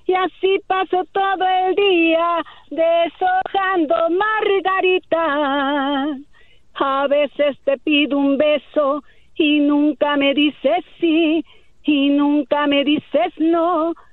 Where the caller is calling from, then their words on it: Medford, Oregon, United States; Hablo de Medford, Oregon.